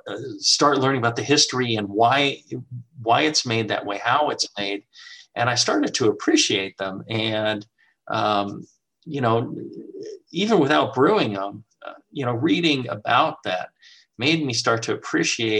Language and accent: English; United States; being an American